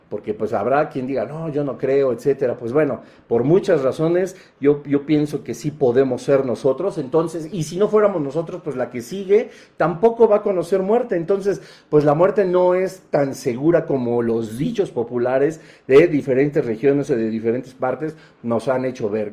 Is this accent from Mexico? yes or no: yes; Mexico; como buenos mexicanos